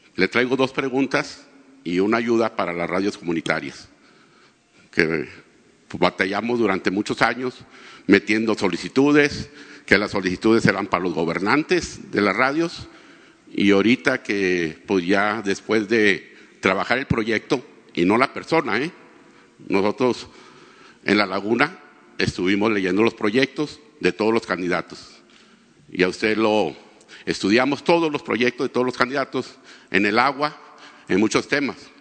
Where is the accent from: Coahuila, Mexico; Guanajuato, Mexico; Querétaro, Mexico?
Coahuila, Mexico; Torreón; Yo soy de Torreón